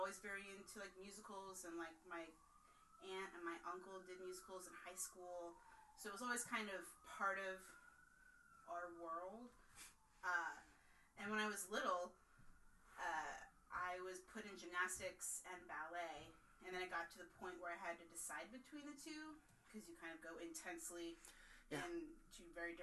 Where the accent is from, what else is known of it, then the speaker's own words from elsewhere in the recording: Texas, United States; also born or lived in Northern California; I was born in Texas